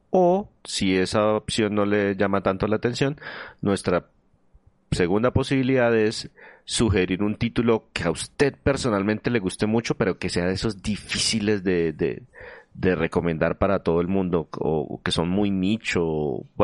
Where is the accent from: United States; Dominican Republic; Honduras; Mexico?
Mexico; northwest Mexico; Yo soy del noroeste de México.